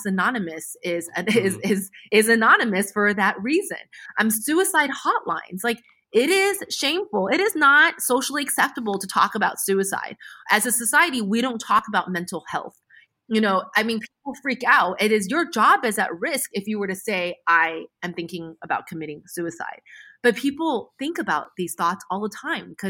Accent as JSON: {"language": "English", "country": "United States", "said": "I'm American"}